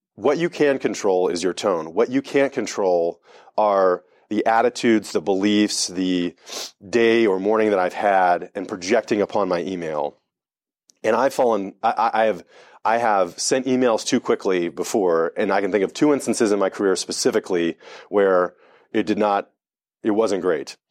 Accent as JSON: {"language": "English", "region": "Delaware", "country": "United States", "tie": "born or raised there", "said": "I grew up in Delaware"}